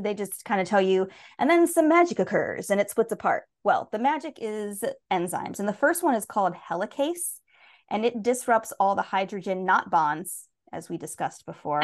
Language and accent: English; United States; being American